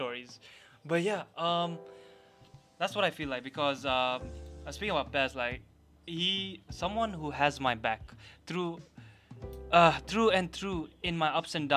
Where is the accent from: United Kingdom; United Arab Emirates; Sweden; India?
United Arab Emirates; Dubai; Growing up in Dubai